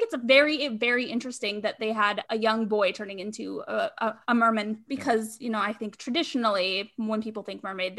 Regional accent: Hawaii, United States; Snowboard, and like, I am from Hawaii.

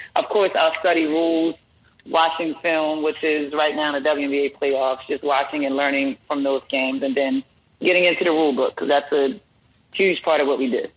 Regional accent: Baltimore, Maryland, United States; also born or lived in Delaware; I grew up in uh, Baltimore, Maryland, born and raised Baltimore, Maryland.

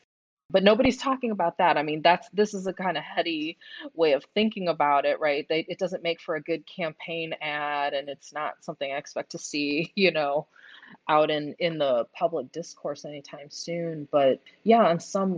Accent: Wilmette, Illinois, United States; also born or lived in Houston, Texas; now in Saratoga Springs, United States; I grew up in a suburb of Chicago

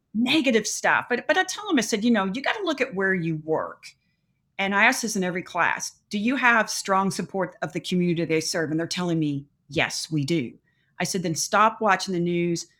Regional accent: Louisville, Kentucky, United States; born and raised in Louisville, Kentucky.

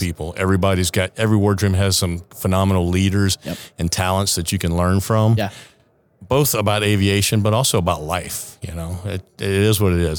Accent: Savannah, Georgia, United States; moved away as an adult; also born or lived in Kodiak / New Orleans; now in San Diego, United States; I'm from, born and raised in Savannah.

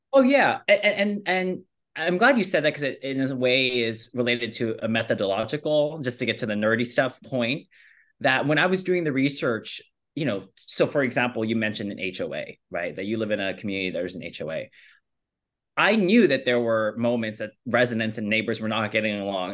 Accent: California, United States; as someone that grew up in California and born and raised in California

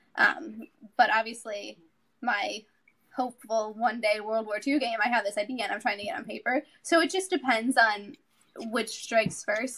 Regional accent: Chicago, Illinois, United States; moved away; I'm from Chicago originally, so we were living in Illinois.

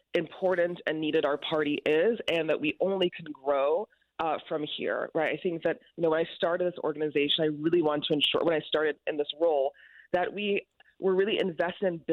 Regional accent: New York, United States; also born or lived in Connecticut; come back to my home state, where I'm raising my almost six-year-old

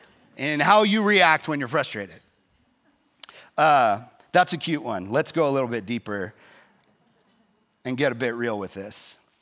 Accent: Texas, United States; Like, yeah, I grew up in Texas.

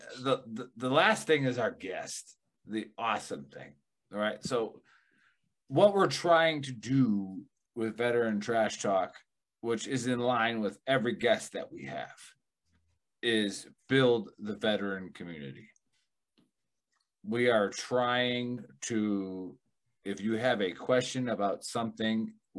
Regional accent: Milwaukee, Wisconsin, United States; I'm from Milwaukee

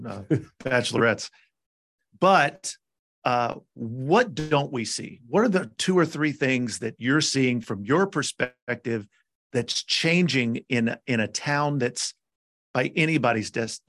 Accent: Nashville, Tennessee, United States; I grew up in Nashville. I'm born and bred in Nashville, Tennessee

